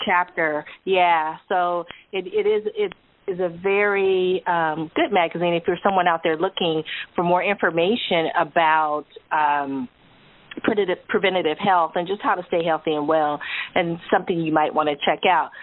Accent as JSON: {"language": "English", "region": "California", "country": "United States", "said": "we're from California, so we don't have hurricanes."}